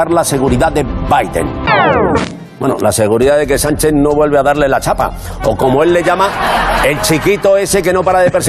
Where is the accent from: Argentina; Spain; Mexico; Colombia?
Spain; Valencia, Valencian Community; No, no, es que depende de la ciudad. Yo soy de Valencia.